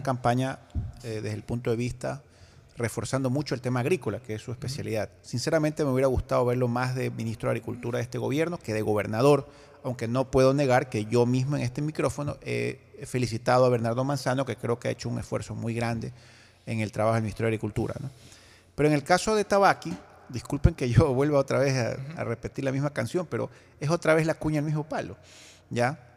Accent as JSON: {"language": "Spanish", "town": "Guayaquil", "region": "Guayas", "country": "Ecuador", "said": "como guayaquileños, como ecuatorianos"}